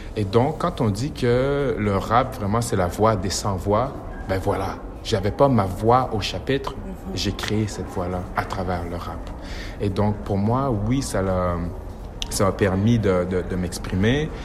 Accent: Quebec, Canada; accent: Québécois

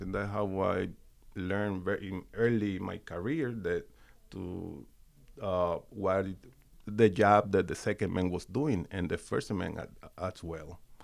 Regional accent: Puerto Rico; moved away; I grew up, I'm from the countryside in Puerto Rico.

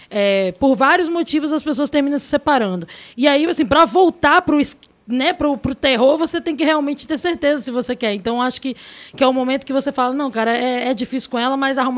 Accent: Cariacica, Espírito Santo, Brazil; also born or lived in Goiânia; eu fui criada na, em como na Capixaba, né, em Cariacica, é uma cidade lá do Espírito Santo.

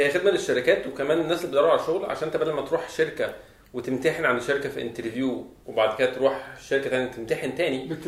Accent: Egypt; عندنا في مصر

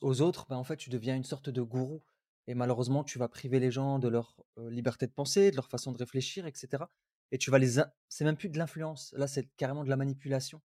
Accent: Algeria; Je viens mmh d'Algérie.

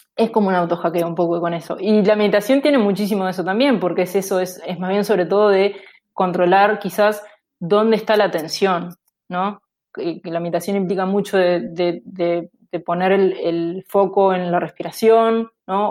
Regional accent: Uruguay; moved away as an adult; also born or lived in Aarhus, Denmark; now in United States; yo salí de, de Uruguay habiendo hecho la licenciatura y la maestría

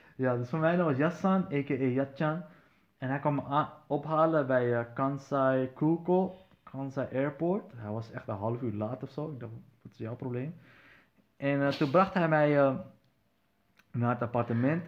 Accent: Netherlands; waar kom je vandaan? Ik zei, van Nederland

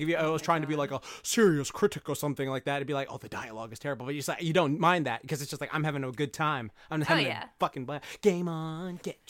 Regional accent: Japan; accent: New York; I got a New York accent, even though I'm from Japan.

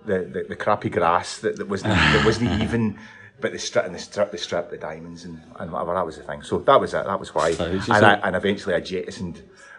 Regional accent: Airdrie, Scotland, United Kingdom; my dad took me to see Airdrie the next, and there was no question, it was my hometown.

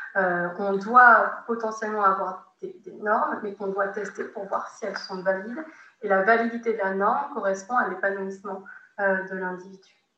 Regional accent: France; en tant que Français de fin du XXe siècle, début du XXIe siècle

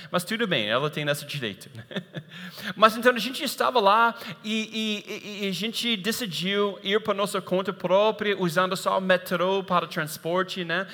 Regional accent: United States; moved away

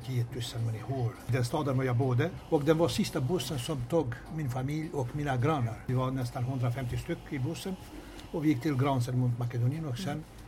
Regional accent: Kosovo; Swedish is a second language; moved away as an adult; also born or lived in North Macedonia / Malta / Vimmerby, Sweden; now in Sweden; jag har flyttat från eh, hemlandet från Kosovo

